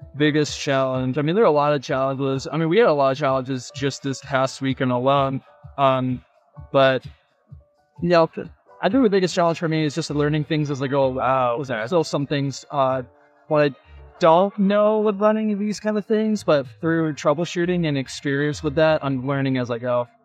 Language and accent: English; Florida, United States; I was born and raised in Florida